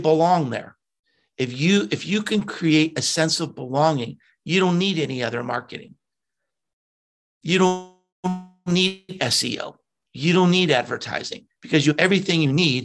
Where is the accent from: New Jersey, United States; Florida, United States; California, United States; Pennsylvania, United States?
Pennsylvania, United States; Pittsburgh; moved away; I grew up in Pittsburgh and had not been back there for decades